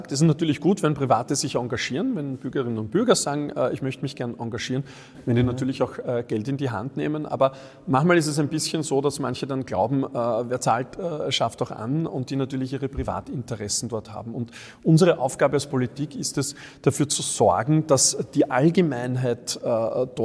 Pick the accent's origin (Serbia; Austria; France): France; als Franzose muss ich ganz ehrlich sagen, es war wirklich perfekt für mich.